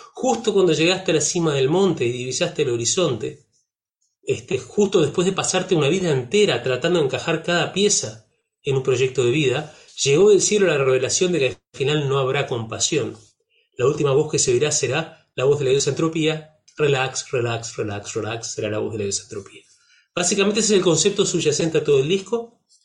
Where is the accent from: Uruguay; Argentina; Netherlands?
Uruguay; accent: Uruguayan; mi acento de, de, uruguayo trucho